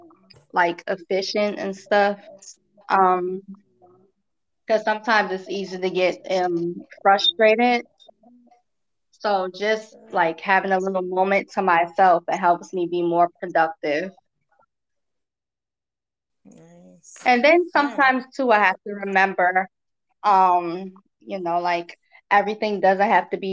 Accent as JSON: {"language": "English", "region": "North Carolina", "country": "United States", "said": "I'm from North Carolina."}